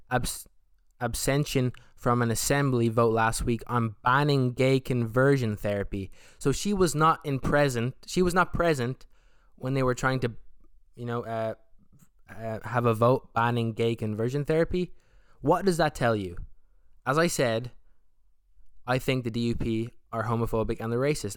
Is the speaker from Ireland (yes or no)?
yes; Ireland; I'm from Ireland, I'm from the South